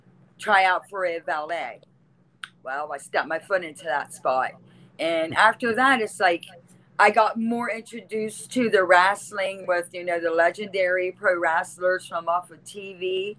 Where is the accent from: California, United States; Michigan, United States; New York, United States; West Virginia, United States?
West Virginia, United States; Cameron; also born or lived in New Martinsville, West Virginia; I actually was born in New Martinsville, West Virginia, but I grew up in Cameron, West Virginia.